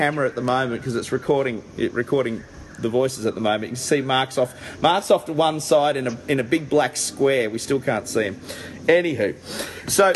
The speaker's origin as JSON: {"language": "English", "town": "Caloundra", "region": "Queensland", "country": "Australia", "said": "I come from Caloundra on the Sunshine Coast"}